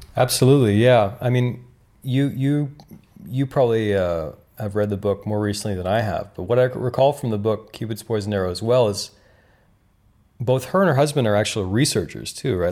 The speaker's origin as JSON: {"language": "English", "country": "Canada", "tie": "born or raised there", "moved": "yes", "said": "I grew up in Canada"}